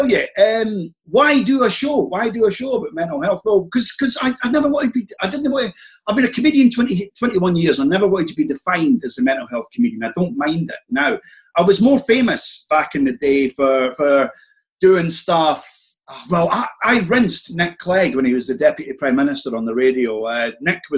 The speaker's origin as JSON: {"language": "English", "region": "Scotland", "country": "United Kingdom", "said": "I was raised in Church of Scotland, we had this very ferocious Scottish Presbyterian minister"}